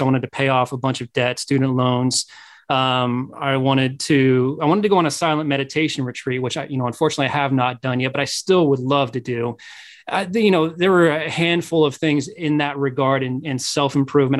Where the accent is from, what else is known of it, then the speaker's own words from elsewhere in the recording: Midwest, United States; I'm from the Midwest